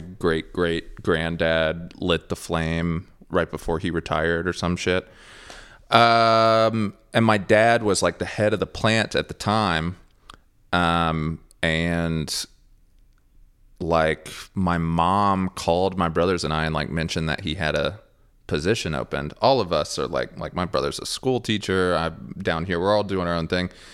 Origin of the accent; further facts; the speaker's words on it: Ashland, Kentucky, United States; now in Nashville, United States; Ashland, Kentucky where I was born. Very, very, very small town. I'm actually from Flatwoods, Russell, which is a very small neighborhood in Ashland.